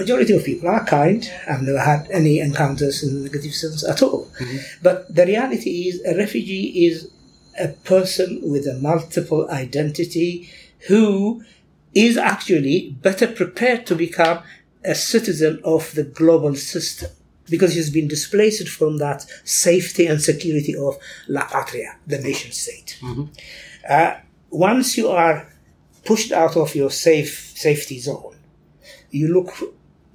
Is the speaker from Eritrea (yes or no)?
yes; Eritrea; now in Bristol, United Kingdom; I'm a proud Eritrean and I'm proud British. And I have this double identity. Sometimes, when I go to Eritrea, after all these years in Bristol